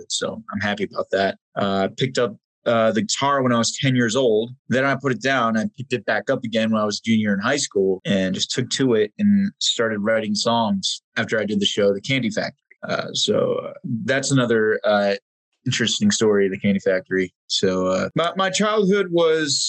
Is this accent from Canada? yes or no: no; New Jersey, United States; I was born in New Jersey. I won't classify specifically where, but Central Jersey